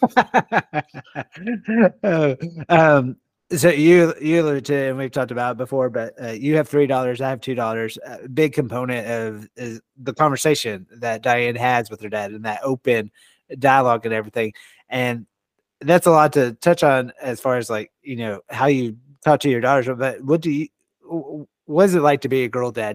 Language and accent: English; Longview, Texas, United States; moved away as an adult; now in Oklahoma, United States; I grew up in Texas.